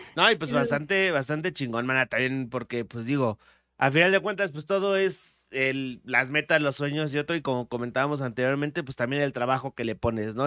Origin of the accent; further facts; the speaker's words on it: State of Mexico, Mexico; accent: barrio, Estado de México; moved away; nací en la Ciudad de México. Eh, viví hasta los 10 años en el Estado de México